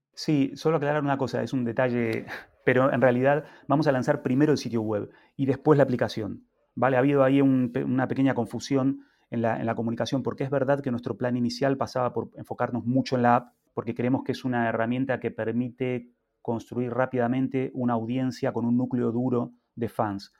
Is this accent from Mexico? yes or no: no; Argentina; now in Spain; en Argentina, de donde yo vengo